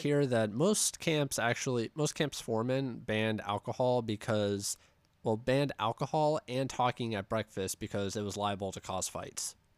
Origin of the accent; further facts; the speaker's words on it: Pittsburgh, Pennsylvania, United States; we're from Pittsburgh